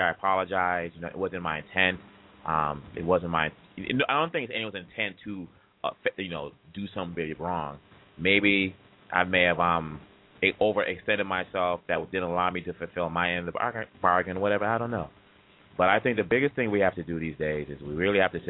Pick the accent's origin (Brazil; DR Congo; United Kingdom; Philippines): DR Congo; now in United States; I was born there, and I grew up there, and I grew up here in the States.